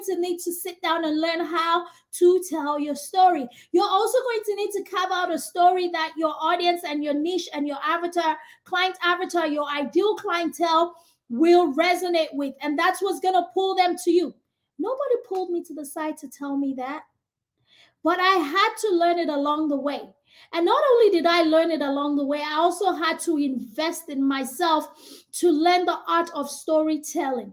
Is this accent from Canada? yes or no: no; Nigeria; moved away as an adult; now in United States; African, from Nigeria. I grew up in Nigeria, had all of my education all the way to my Bachelor's of Science in Microbiology in Nigeria